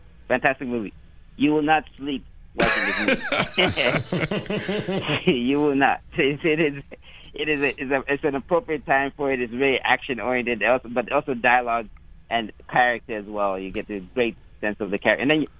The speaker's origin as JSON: {"language": "English", "country": "Malawi", "said": "A lot of Malawians as you know, I'm from Malawi, have given it good reviews."}